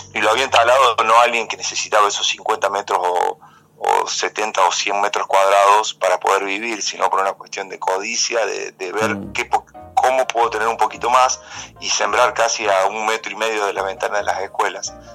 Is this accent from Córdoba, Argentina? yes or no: yes; San Marcos Sud, Córdoba, Argentina; yo soy nacido acá en San Marcos, San Marcos Sur.